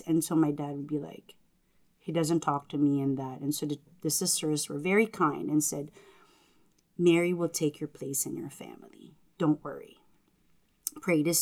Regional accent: Philippines; English is a second language; moved away; as a Filipino family, they're very devoted to the Blessed Mother and Jesus

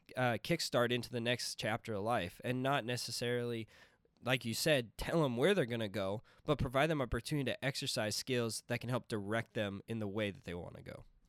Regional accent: Princeton, Minnesota, United States; I'm from Princeton, Minnesota

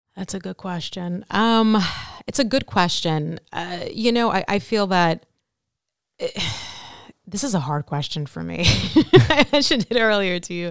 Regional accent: New York City, New York, United States; I'm from Brooklyn, New York. Raised my, uh, whole life there, nearly.

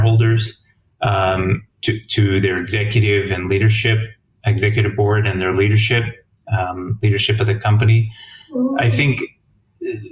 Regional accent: New Jersey, United States; moved away as an adult; also born or lived in Ithaca, New York / Washington, D.C. area; now in Jerusalem, Israel; I grew up in New Jersey, in the U.S., and just a regular upbringing in New Jersey

